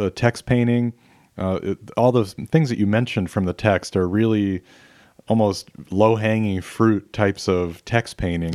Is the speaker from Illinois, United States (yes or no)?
yes; Chicago, Illinois, United States; I grew up in the Chicago area